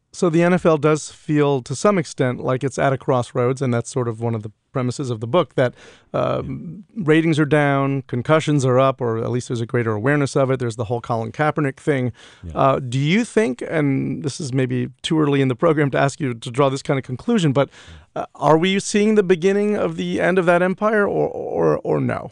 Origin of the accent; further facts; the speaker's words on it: New York, United States; growing up in New York